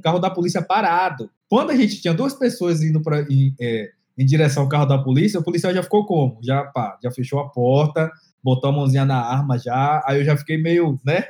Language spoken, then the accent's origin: Portuguese; Candeias, Bahia, Brazil; moved away as an adult; also born or lived in Santo Amaro da Purificação, Bahia / Salvador, Bahia; eu nasci em Santa Maria da Purificação, que, por sinal, é a cidade da família …, né? Muito conhecida aí com … é, e …, e tem é, uma outra cidade que foi onde praticamente eu vi boa parte da vida, que é Candeias